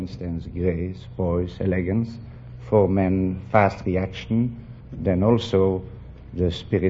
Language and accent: English; Brussels, Brussels-Capital Region, Belgium; moved away; Brussels, Belgium.